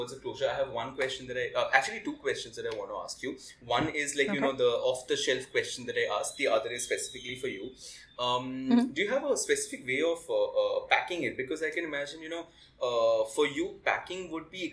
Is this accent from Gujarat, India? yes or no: no; West Bengal, India; when I was growing up in Bengal